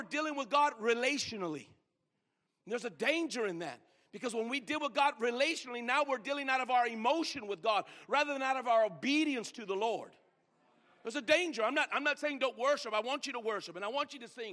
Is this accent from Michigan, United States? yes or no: no; Greeley, Colorado, United States; I grew up in Greeley, Colorado